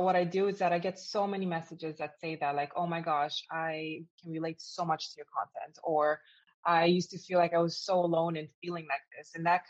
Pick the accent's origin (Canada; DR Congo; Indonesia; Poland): Canada; also born or lived in Romania / Florida; now in Amsterdam, Netherlands; I live in Amsterdam right now. I was born in Romania. I grew up in Canada, and I lived in Florida for 20 years.